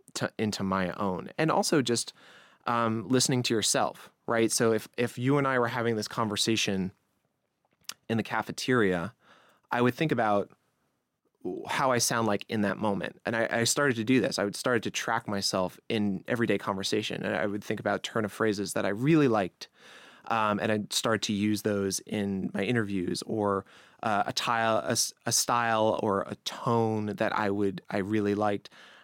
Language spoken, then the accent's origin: English; New York, United States; accent: Long Island; so I don't want to deter anyone with my Long Island accent, which is like, you know, some people don't like that.